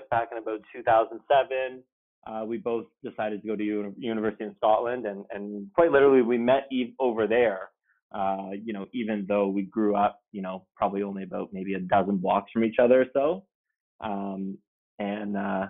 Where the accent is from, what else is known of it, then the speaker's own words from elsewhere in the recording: Oakville, Ontario, Canada; Michael and I, you know, we grew up in Oakville, kind of small town just west of Toronto